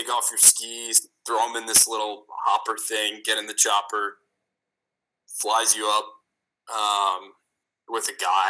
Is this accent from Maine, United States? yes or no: no; Chicago, Illinois, United States; moved away as an adult; also born or lived in New York; I came back to Chicago.